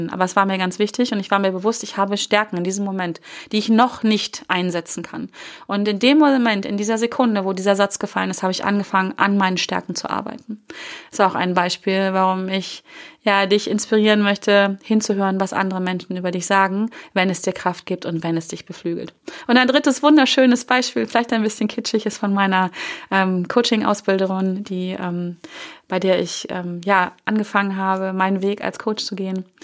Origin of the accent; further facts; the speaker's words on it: Hanover, Lower Saxony, Germany; Die hatten einen, einen ähm, Büromaschinenladen, hieß es damals hier, ähm, in Hannover, wo ich groß geworden bin.